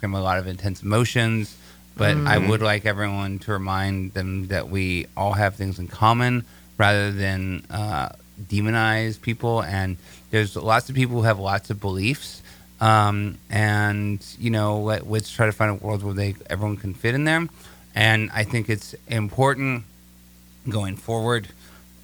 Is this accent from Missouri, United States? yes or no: no; Seattle, Washington, United States; I was born and raised in Seattle